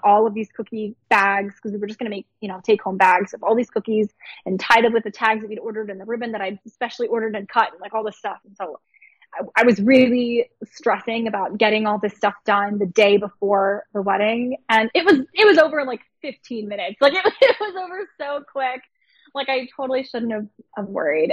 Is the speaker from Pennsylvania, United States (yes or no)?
yes; Pittsburgh, Pennsylvania, United States; I'm from Pittsburgh. My family's lived in Pittsburgh for 20 years